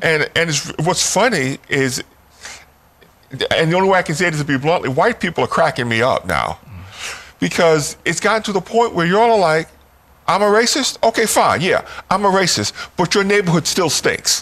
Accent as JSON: {"language": "English", "town": "New York City", "region": "New York", "country": "United States", "tie": "born or raised there", "also_born_or_lived": "West Baltimore", "moved": "as an adult", "lives_now": "Washington, D.C., United States", "said": "I was born and raised in New York City"}